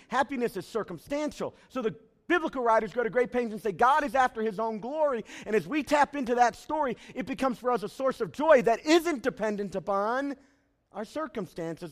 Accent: United States; I am American through and through

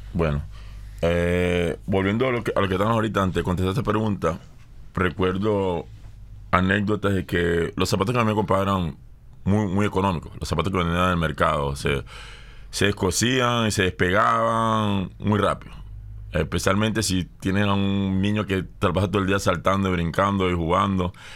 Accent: Barcelona, Anzoátegui, Venezuela; Yo soy de Tronconal

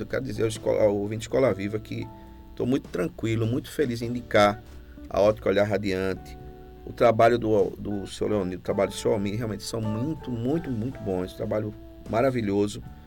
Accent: Recife, Pernambuco, Brazil; moved away as an adult; now in Carpina, Brazil; eu sou de Recife, né? moro aqui em Carpina desde 2015

